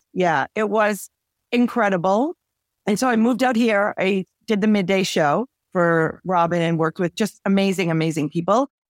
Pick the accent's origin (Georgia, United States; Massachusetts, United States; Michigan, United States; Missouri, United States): Massachusetts, United States; Quincy; I grew up in Quincy, Massachusetts